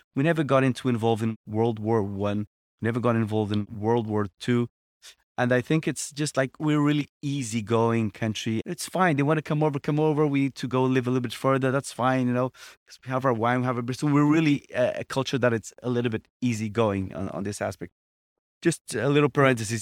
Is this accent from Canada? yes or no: no; Portugal; also born or lived in Brazil; part of our culture, Portuguese people